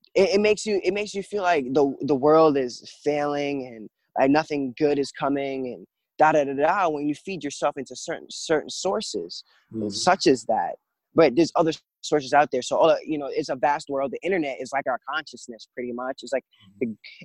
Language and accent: English; Jamaica; now in United States; I was born in Jamaica and I came to live in America